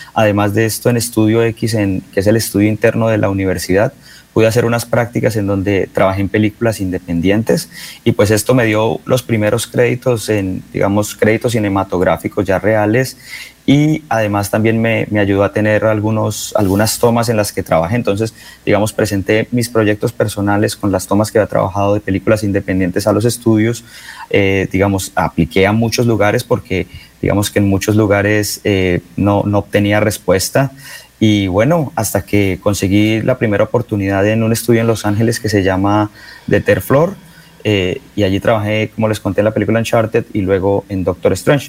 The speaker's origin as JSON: {"language": "Spanish", "town": "Bucaramanga", "region": "Santander", "country": "Colombia", "tie": "born or raised there", "also_born_or_lived": "San Francisco", "moved": "as an adult", "lives_now": "New York, United States"}